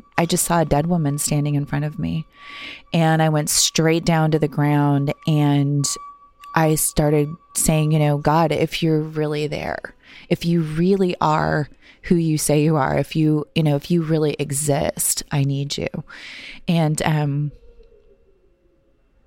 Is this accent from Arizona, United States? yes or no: no; Cooperstown, North Dakota, United States; I grew up in Cooperstown, North Dakota, and had a really sweet childhood, just a small town